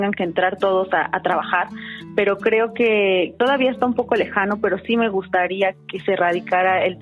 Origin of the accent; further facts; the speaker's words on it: Mexico City, Mexico; tengo 29 años y soy de la Ciudad de México.